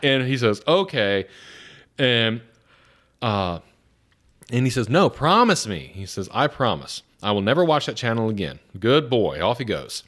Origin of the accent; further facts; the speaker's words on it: Atlanta, Georgia, United States; moved away; growing up in Atlanta